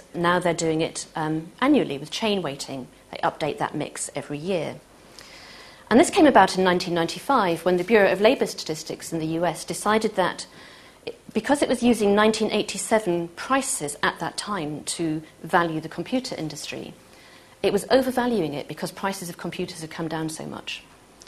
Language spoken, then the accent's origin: English; Manchester, North West England, United Kingdom; I'm from Manchester